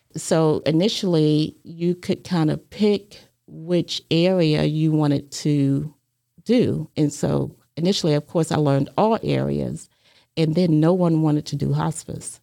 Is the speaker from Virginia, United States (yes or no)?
yes; Hampton, Virginia, United States; moved away as an adult; also born or lived in New York; now in Chattanooga, United States; I was born in Hampton, Virginia, and I grew up there.